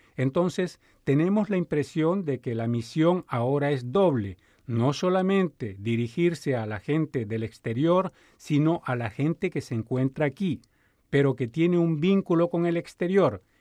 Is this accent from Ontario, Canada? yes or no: no; New Brunswick, Canada; cuando era joven, usted sabe que yo nací en Nuevo Brunswick, pasaba frecuentemente frente a las inmensas antenas de Radio Canadá en Sackville